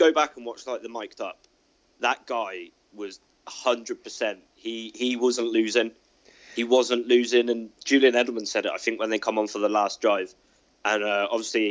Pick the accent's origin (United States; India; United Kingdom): United Kingdom; England; I'm from England.